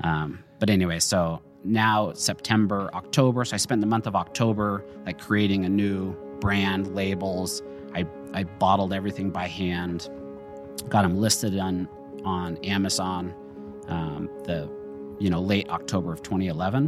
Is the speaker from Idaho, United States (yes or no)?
yes; Jerome, Idaho, United States; also born or lived in Utah; I grew up in Jerome. I was born in Utah.